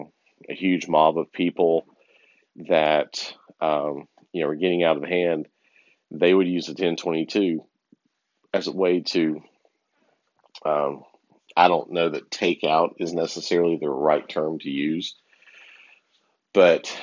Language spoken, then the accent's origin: English; the South, United States; where I grew up in the South